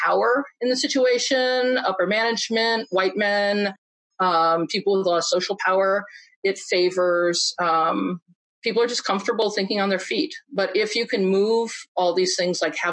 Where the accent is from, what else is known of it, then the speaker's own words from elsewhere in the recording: Iowa, United States; I grew up in Iowa